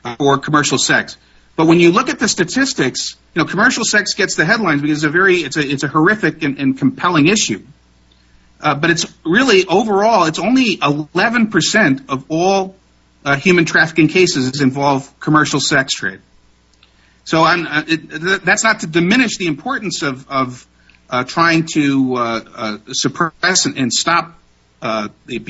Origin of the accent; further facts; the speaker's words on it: Pennsylvania, United States; when I was a kid growing up in Pennsylvania